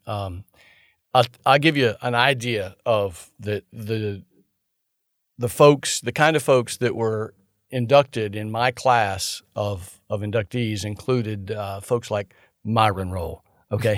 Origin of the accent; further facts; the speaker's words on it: St. Augustine, Florida, United States; moved away as an adult; also born or lived in Nashville, Georgia; now in Tallahassee, United States; everybody that I grew up with in my hometown of Saint Augustine